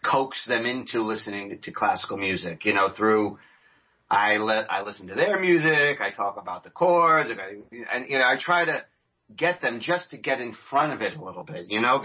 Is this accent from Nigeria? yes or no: no; New York, United States; I'm from New York